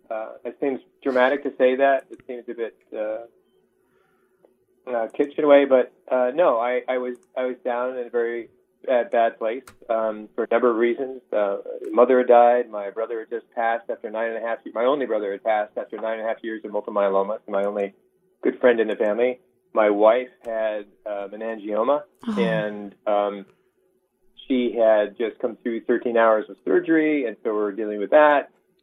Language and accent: English; New England, United States; now in New Bern, United States; I grew up in New England